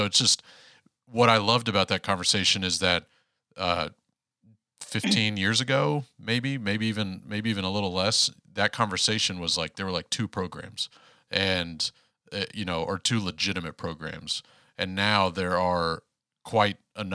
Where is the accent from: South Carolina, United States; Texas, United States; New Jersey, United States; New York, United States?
Texas, United States; Houston; I grew up in Houston